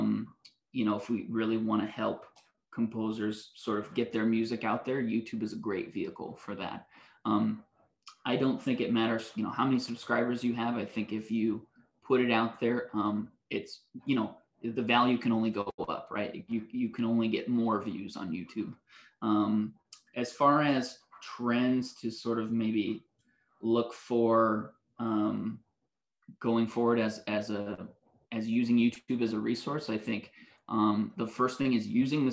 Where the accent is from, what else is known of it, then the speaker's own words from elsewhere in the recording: West Coast, United States; moved away; also born or lived in Canada; I grew up on the West Coast and I went to school in Canada.